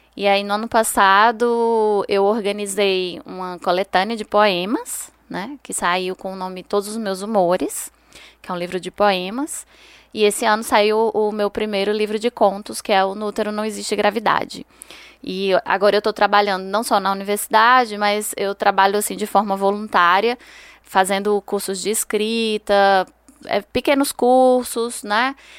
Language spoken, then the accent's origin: Portuguese; Juazeiro do Norte, Ceará, Brazil; moved away as an adult; now in Petrolina, Brazil; eu sou cearense, de Juazeiro do Norte, interior do Ceará, e moro aqui em Petrolina, na, no sertão do Pernambuco, há 5 anos